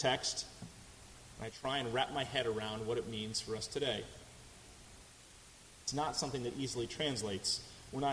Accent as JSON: {"language": "English", "region": "Massachusetts", "country": "United States", "tie": "born or raised there", "moved": "yes", "lives_now": "Houston, United States", "said": "my home state of Massachusetts"}